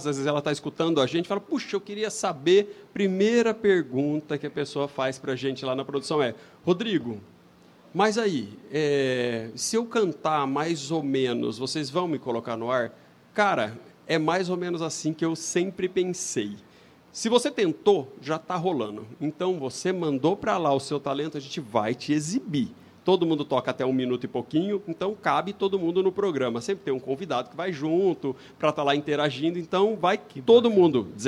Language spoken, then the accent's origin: Portuguese; São Paulo, Brazil; Não, eu sou de São os... Paulo, eu não tenho sotaque.